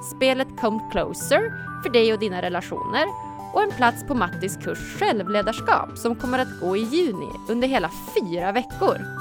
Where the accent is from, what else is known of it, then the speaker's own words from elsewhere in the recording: Umeå, Västerbotten County, Sweden; Jag är ju från eh, Umeå